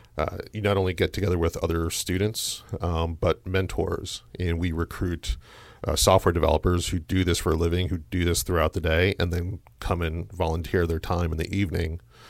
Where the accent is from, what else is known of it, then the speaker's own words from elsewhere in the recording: New Jersey, United States; moved away as an adult; now in Louisville, United States; I'm from Jersey.